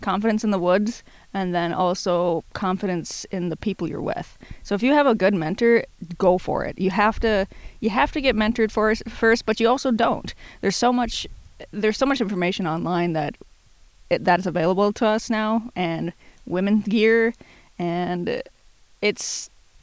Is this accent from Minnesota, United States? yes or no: yes; Bemidji, Minnesota, United States; Originally, I'm from Bemidji, Minnesota.